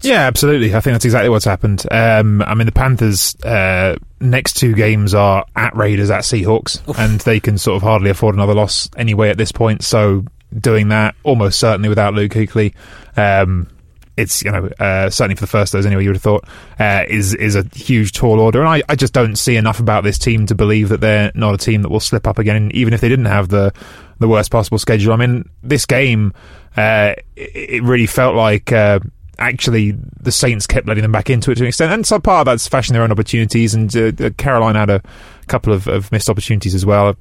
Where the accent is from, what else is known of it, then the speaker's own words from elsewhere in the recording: England, United Kingdom; I have an Italian dad and I grew up in England